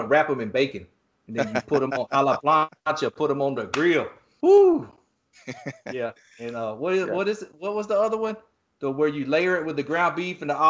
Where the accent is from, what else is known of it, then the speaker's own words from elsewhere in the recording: East Coast, United States; I grew up surfing on the East Coast